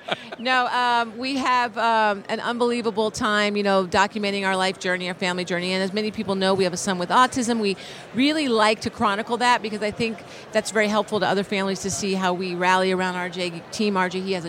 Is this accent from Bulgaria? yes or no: no; Philadelphia, Pennsylvania, United States; now in Los Angeles, United States; I'm from Philly, so I bleed Eagle Green